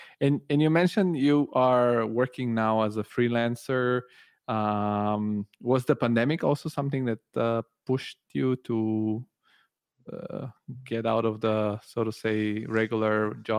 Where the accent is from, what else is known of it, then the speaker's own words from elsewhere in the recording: Italy; moved away as an adult; also born or lived in Bulgaria; now in Germany; I also was born in Bulgaria, but I grew up in Italy and I have an Italian passport too.